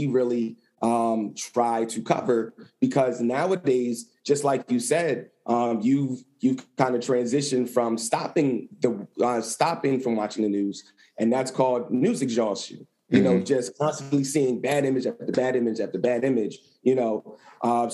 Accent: Lancaster, Pennsylvania, United States; moved away as an adult; also born or lived in Philadelphia, Pennsylvania; back to my hometown in Lancaster

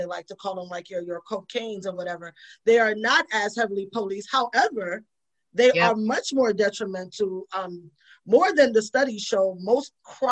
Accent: New York City, New York, United States; I grew up in the Bronx in the 80s

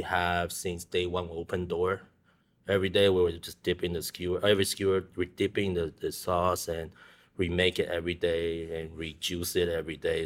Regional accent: Taiwan; moved away; I grew up in Taiwan

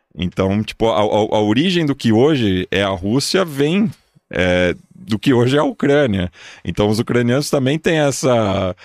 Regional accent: São Paulo, Brazil; sou nascido e criado aqui há 37 anos

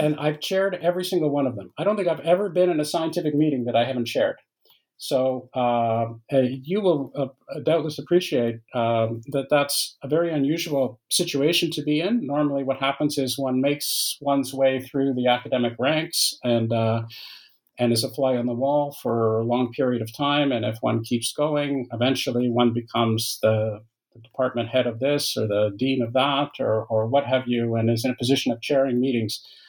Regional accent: Canada; moved away as an adult; also born or lived in Waterloo, Ontario; now in France; I'm Canadian uh, by by origin, uh, although I live in uh, in France now. But I, have lived for many years in Canada

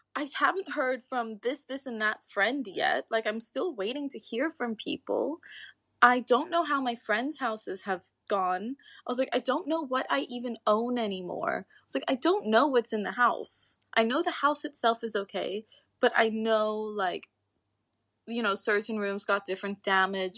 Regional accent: Sint Maarten; born or raised there; moved away as an adult; also born or lived in United Kingdom

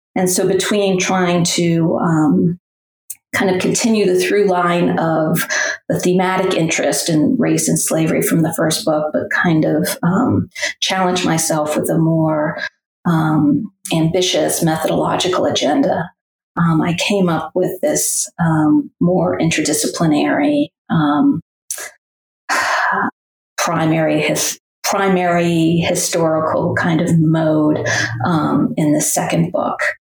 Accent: New England, United States; moved away as an adult; also born or lived in Middle Tennessee; now in Tennessee, United States; I grew up in New England, but have spent most of my life, um, or my adulthood at least, in the South

